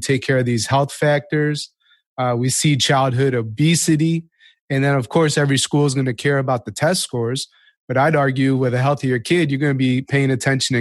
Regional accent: Chicago, Illinois, United States; I'm from Chicago

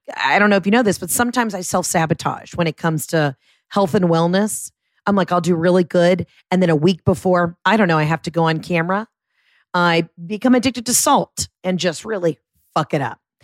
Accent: the South, United States; I'm from the South

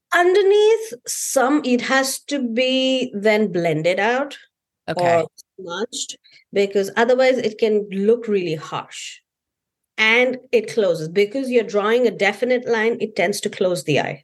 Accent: India; being Indian

